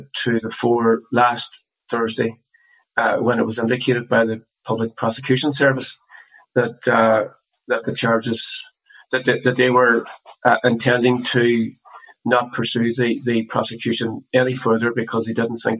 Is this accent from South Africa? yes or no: no; Derry, Northern Ireland, United Kingdom; born and raised in the Brandywell area, where we were brought up as well